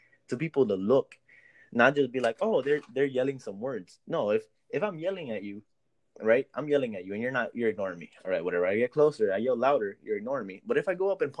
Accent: Miami Gardens, Florida, United States; I'm Hispanic, but I was raised in Miami Gardens

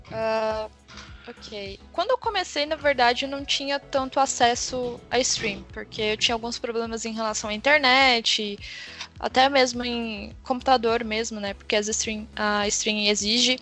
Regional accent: Uberlândia, Minas Gerais, Brazil; eu sou de Uberlândia, né? Minas Gerais

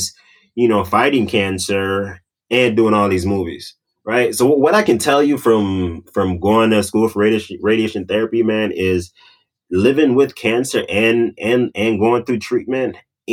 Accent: Jamaica; moved away; I'm Jamaican

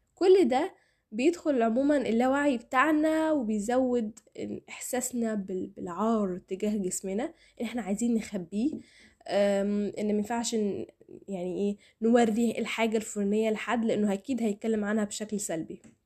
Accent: Egypt; احنا كمجتمع مصري

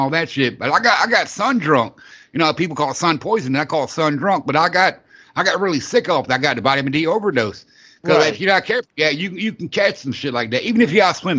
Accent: the South, United States; I grew up in the South

